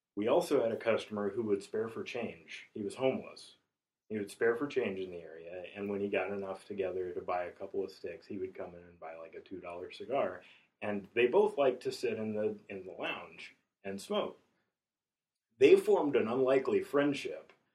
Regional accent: Portales, New Mexico, United States; moved away as an adult; also born or lived in Chicago; I left home from tiny little town I grew up in in New Mexico when I was 19

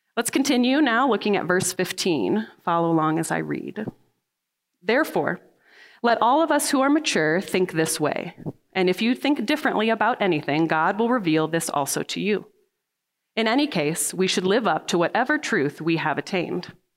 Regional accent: Midwest, United States; now in Salt Lake City, United States; I'm from the Midwest

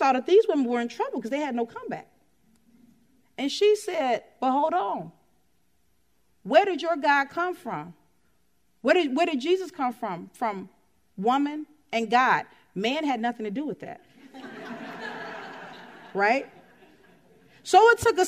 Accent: Chicago, Illinois, United States; moved away; I'm from Chicago

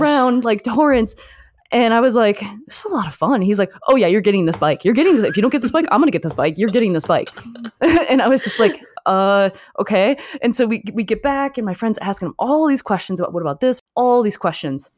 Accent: Michigan, United States; also born or lived in Detroit / Southfield / Canada; actually grew up in Michigan right next to the border of Canada, so I was very fortunate to grow up in both countries.

